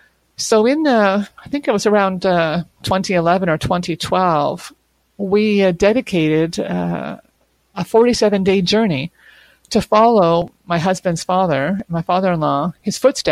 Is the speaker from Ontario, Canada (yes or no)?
no; Quebec, Canada; born there; also born or lived in various places across Canada; I consider myself to be a Quebecer. I was born here in Quebec, as were my two brothers. My parents were also born here. But I haven't lived in Quebec all my life because my dad was in the Canadian Armed Forces.